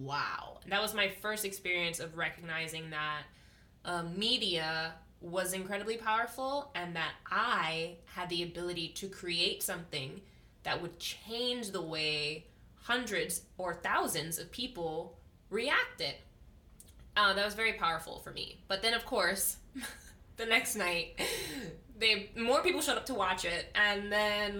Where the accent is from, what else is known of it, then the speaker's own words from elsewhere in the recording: Makaha, Hawaii, United States; I'm from Makaha